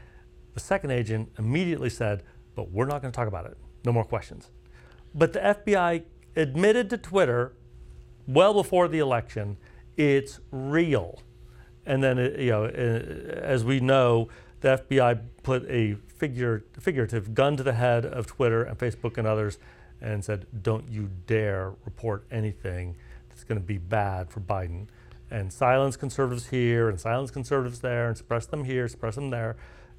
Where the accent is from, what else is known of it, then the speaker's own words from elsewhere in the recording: Kansas, United States; I am from Kansas, but we grow more wheat than corn.